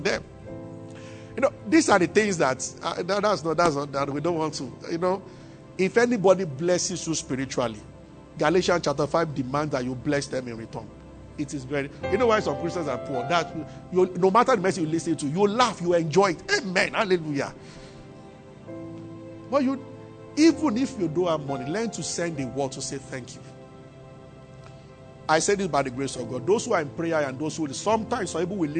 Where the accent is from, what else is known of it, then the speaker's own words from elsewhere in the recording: Abeokuta, Ogun State, Nigeria; moved away as an adult; also born or lived in Ibadan / Kaduna; now in Lagos, Nigeria; I grew up in Abeokuta and I went to the University of Ibadan